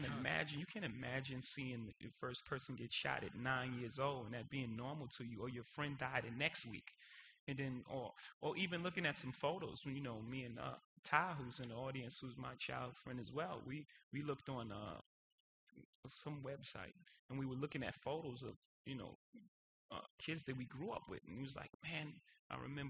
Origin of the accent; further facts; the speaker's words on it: New York City, New York, United States; I was born in Marcy Projects